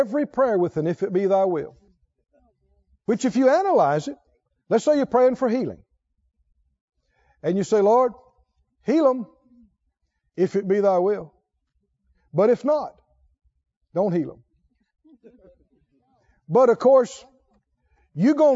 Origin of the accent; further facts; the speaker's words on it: rural Mississippi, United States; when I was a little boy, growing up in Mississippi, rural Mississippi